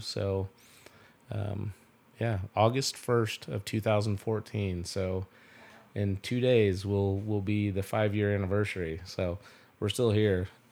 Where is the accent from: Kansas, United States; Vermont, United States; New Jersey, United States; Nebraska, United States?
Kansas, United States; Belleville; I grew up here in Belleville, um, uh, born and raised